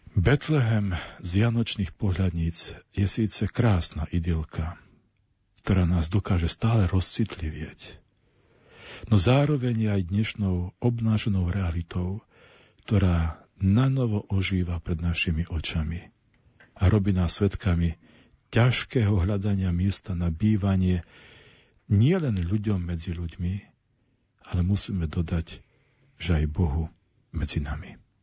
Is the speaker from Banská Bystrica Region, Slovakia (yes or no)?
no; Nižný Slavkov, Prešov Region, Slovakia; v mojej rodnej dedinke na pomedzi Šariša a Spíša v Nižnom Slavkove